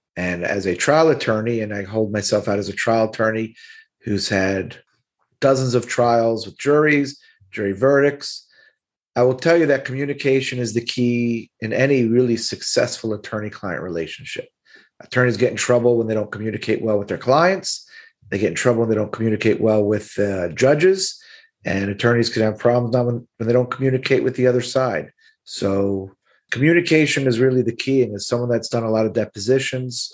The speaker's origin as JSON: {"language": "English", "town": "Miami", "region": "Florida", "country": "United States", "tie": "born or raised there", "accent": "Brooklyn", "said": "I'm born and raised in Miami. I went away to college, but I knew I wanted to live and practice in Miami."}